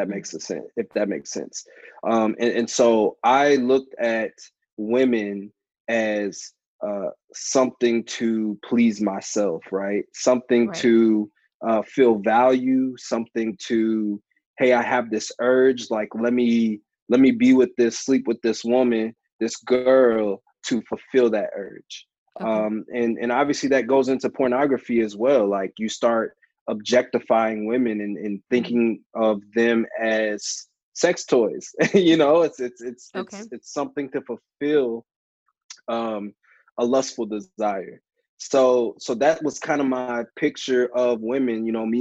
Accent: St. Louis, Missouri, United States; also born or lived in Clarksville / Alaska / Atlanta; So I was born in Clarksville, Tennessee, and then we moved to Alaska. I went to middle and high school in St. Louis, and then moved to Atlanta. And that's where I lived at for a while. So I consider Atlanta home.

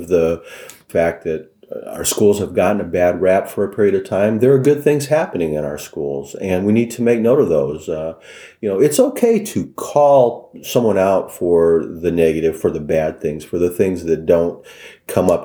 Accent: Mishawaka, Indiana, United States; grew up in Mishawaka. I knew a lot of the people, the neighborhoods

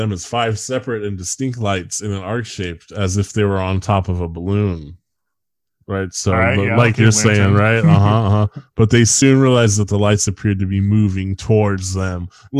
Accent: the Bay Area, California, United States; moved away; That's how I say it because I'm from the Bay.

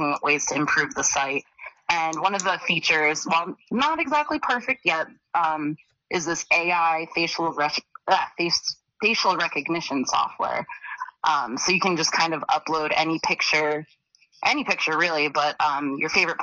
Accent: Philadelphia, Pennsylvania, United States; I'm from Philly

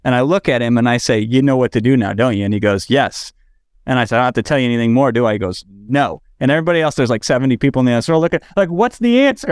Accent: Iowa, United States; now in Los Angeles, United States; I'm in Los Angeles now, but I grew up in Iowa.

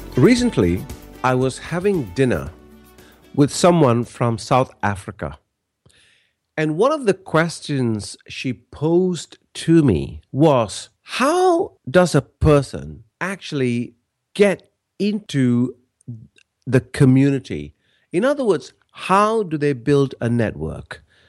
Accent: Malaysia; now in Australia; I'm originally from Malaysia, but I've lived in Australia now for many, many years

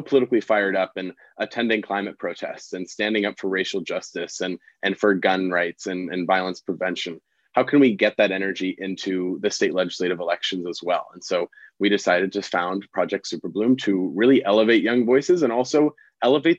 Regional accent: Bay Area, California, United States; moved away as an adult; I'm originally from the Bay Area

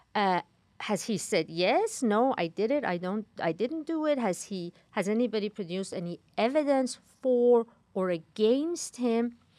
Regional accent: Iran; moved away; growing up in Iran

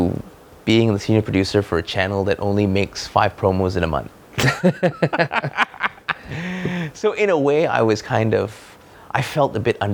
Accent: Malaysia; I come from Malaysia, right? With the land of the cheap.

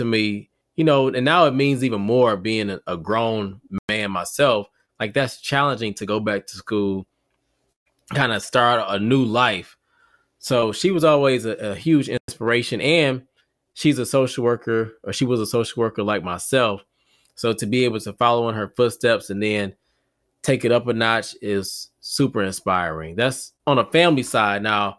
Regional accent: Detroit, Michigan, United States; moved away; Originally from Detroit. So from Detroit, Michigan, born and raised. So what up, though, to all my people in the D. And then now I reside in North Carolina.

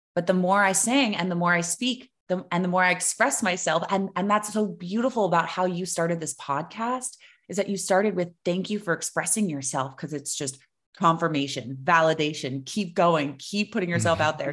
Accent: South Florida, United States; I grew up in South Florida

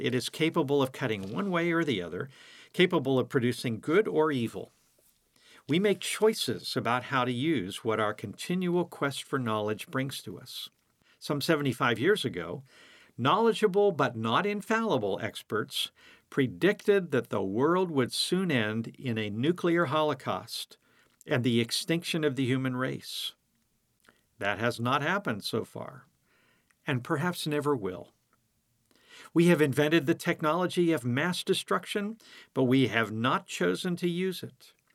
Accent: United States; being an American

